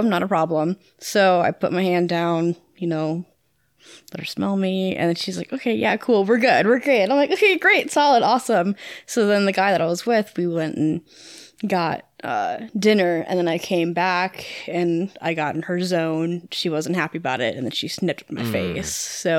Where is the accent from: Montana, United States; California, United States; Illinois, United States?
Illinois, United States; Freeport; moved away; No, I'm from Freeport, Illinois, where our high school mascot is a pretzel.